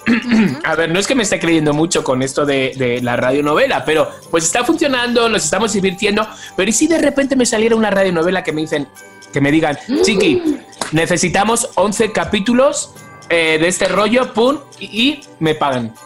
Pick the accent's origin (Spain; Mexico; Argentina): Spain; accent: Spanish; moved away; soy español. O sea, quiero decir, no me di cuenta que mi acento es diferente al vuestro